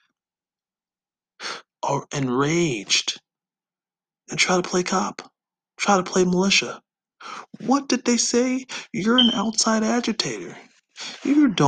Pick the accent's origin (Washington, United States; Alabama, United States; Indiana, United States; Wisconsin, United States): Wisconsin, United States; I'm from Wisconsin, but I'm not from Kenosha